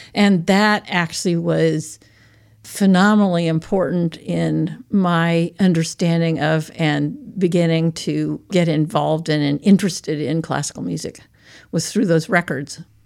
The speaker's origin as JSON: {"language": "English", "town": "Portland", "region": "Oregon", "country": "United States", "tie": "born or raised there", "also_born_or_lived": "Seattle, Washington / Eugene, Oregon", "moved": "as an adult", "lives_now": "Aspinwall, Pennsylvania, United States", "said": "I was born in Seattle, Washington, and grew up most of the time in Portland, Oregon, or Eugene, and then I came back east to college and have been in the east ever since"}